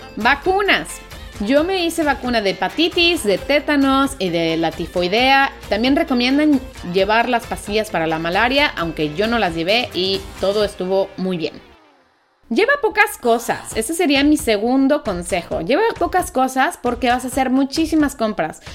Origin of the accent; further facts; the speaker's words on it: Mexico; moved away as an adult; also born or lived in Italy; yo soy mexicana y vengo de un país en donde también nos falta cultura para no tirar basura